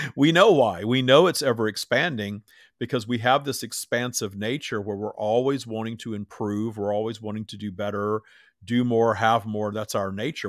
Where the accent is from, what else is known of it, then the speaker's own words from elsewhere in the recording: Minden, Louisiana, United States; I grew up in Minden, Louisiana, Bible, as Bible Belt as it gets